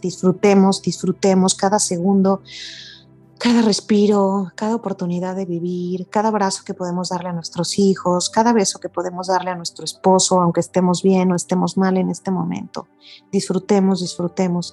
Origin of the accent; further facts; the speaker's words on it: Mexico; soy una mujer mexicana.